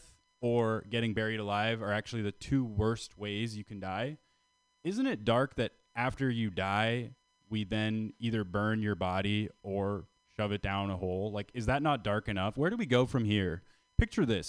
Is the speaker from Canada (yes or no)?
yes; Canada; I'm from Canada